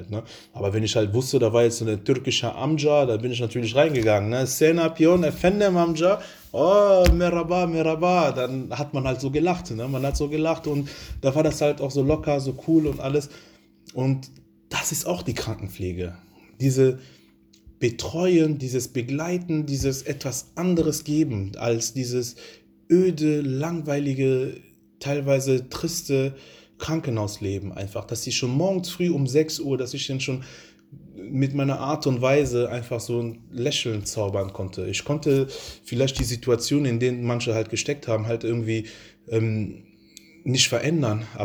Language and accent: German; Italy; Ich bin halt Italienerin, vielleicht verstehe ich diesen Mann nicht, aber er bringt halt so ein paar Sätze vielleicht irgendwie raus, so aus meiner Kultur, aus meiner Sprache.